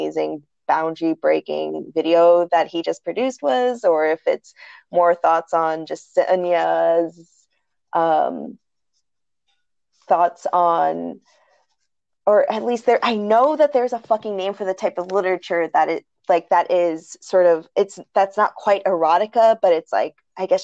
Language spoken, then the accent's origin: English; United States; we are some of the first ones in our families to be born here